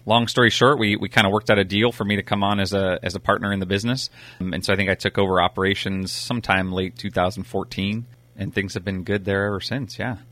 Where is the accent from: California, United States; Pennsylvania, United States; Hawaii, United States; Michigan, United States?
California, United States; Napa; We grew up out in Browns Valley.